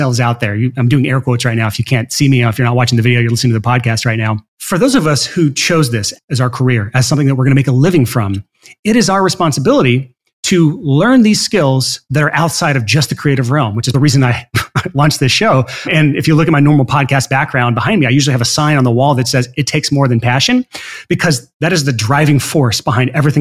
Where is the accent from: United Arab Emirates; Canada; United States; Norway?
United States; Alabama; I'm from Alabama.